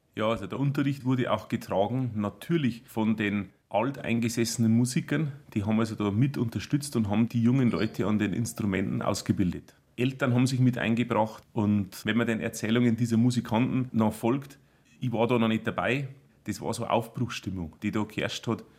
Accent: Bodenmais, Bavaria, Germany; accent: Upper Palatinate (Oberpfälzisch); Wir im Beaumont reden wir eher schon das Oberpfälzerische

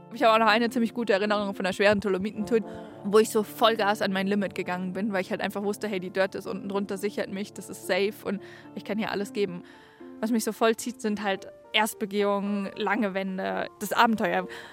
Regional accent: Darmstadt, Hesse, Germany; Ich komme eigentlich voll aus dem Norden, weil ich bin eigentlich in Darmstadt groß geworden bin

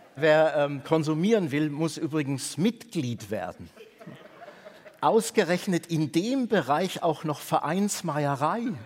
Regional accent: Bavaria, Germany; Ich bin in Bayern aufgewachsen

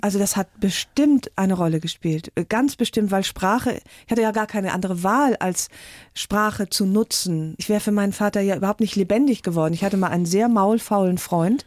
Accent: Rhineland, Germany; ich bin ja Rheinländerin

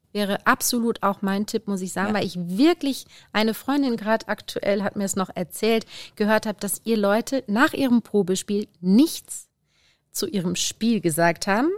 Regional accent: the Ruhr area, North Rhine-Westphalia, Germany; wie man bei uns im Pott sagt

